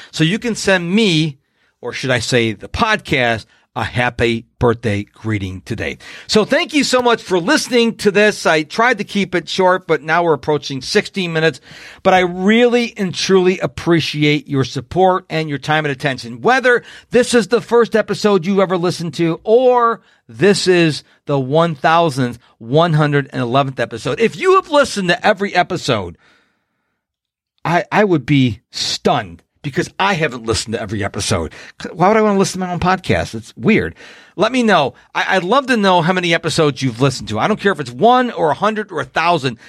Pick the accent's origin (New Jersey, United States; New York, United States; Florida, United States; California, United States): New York, United States; Rochester; I was born and raised in Rochester, New York.